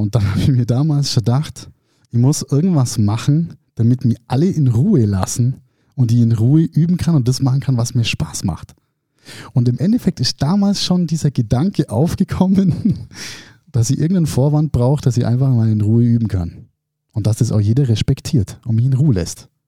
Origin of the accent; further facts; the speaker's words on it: Germany; bei uns in Deutschland